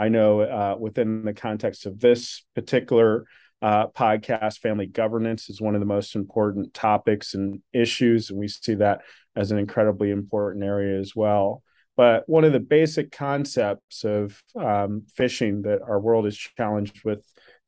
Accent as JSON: {"language": "English", "town": "Washington", "region": "District of Columbia", "country": "United States", "tie": "born or raised there", "said": "I grew up in Washington, D.C."}